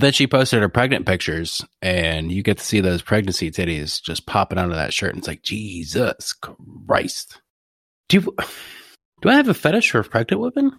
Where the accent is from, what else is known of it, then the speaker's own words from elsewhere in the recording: Ohio, United States; I'm from Ohio. I used to call it pop.